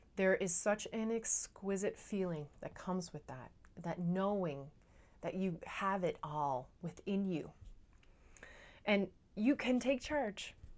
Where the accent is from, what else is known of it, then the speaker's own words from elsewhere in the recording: Newfoundland and Labrador, Canada; now in Netherlands; I'm a Newfoundlander and Canadian coming to you from uh, a city just south of Amsterdam in the Netherlands